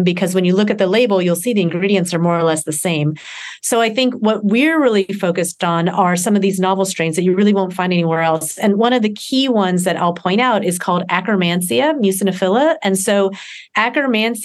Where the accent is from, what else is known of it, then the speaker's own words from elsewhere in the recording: Deep South, United States; I grew up in the Deep South